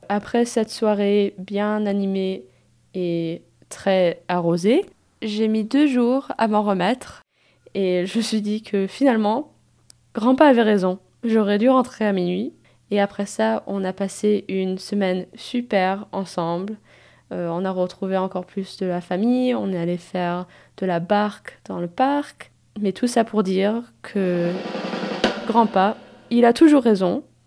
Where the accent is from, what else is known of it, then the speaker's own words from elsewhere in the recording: United States; Je suis née, j'ai grandi et j'habite aux États-Unis